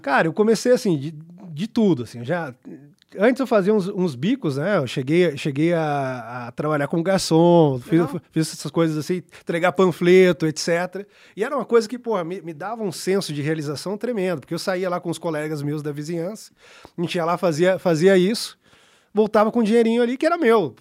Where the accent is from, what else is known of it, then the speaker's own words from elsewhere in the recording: Brazil; sou brasileiro